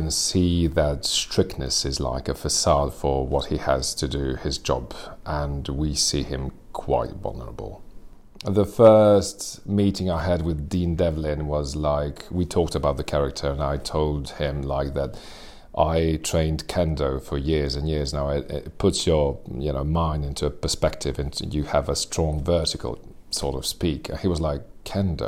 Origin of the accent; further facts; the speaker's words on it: Serbia; I'm an actor born and raised in Serbia